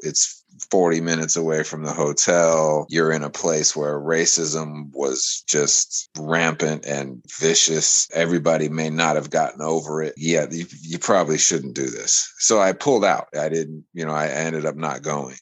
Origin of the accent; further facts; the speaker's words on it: United States; I come from America